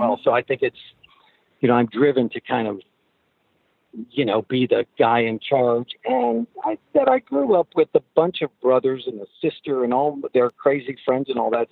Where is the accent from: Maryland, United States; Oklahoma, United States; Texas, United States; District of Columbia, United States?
Oklahoma, United States; We're, you know, we're from Oklahoma